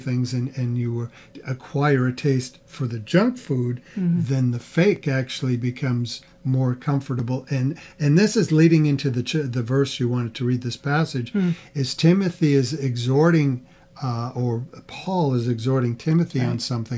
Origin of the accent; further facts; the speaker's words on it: the East, United States; now in Midwest, United States; We didn't grow up with those. We're both from the East. We grew up with our own things